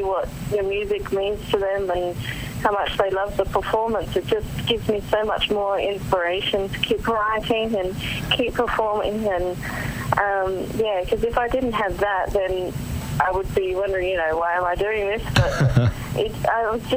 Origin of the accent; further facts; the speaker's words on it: Adelaide, South Australia, Australia; my hometown of Adelaide.